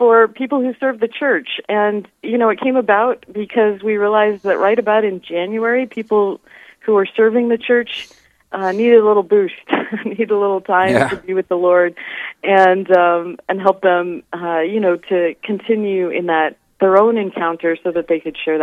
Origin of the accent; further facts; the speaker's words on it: Nebraska, United States; moved away as an adult; now in South Dakota, United States; I'm originally from Nebraska, but I've been working in the state of South Dakota for about 20 years now